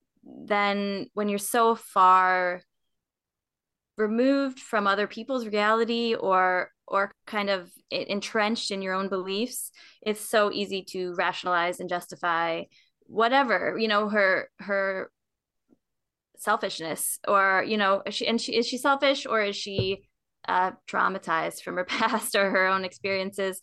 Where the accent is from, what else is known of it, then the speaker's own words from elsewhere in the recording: Minnesota, United States; moved away as an adult; also born or lived in East Texas / Raleigh, North Carolina; now in Charlotte, United States; I grew up in Minnesota, and then I went to college in East Texas